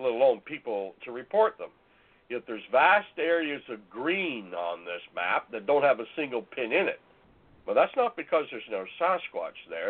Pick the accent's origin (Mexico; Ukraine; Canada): Canada; northern Ontario; moved away as an adult; also born or lived in Calgary, Alberta; I was born in northern Ontario, in an area uh, in Bangkok, Ontario, and all the time I lived in Ontario